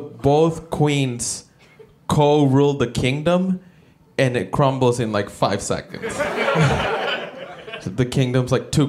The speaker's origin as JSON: {"language": "English", "country": "El Salvador", "said": "No, I'm not American. I'm originally from El Salvador."}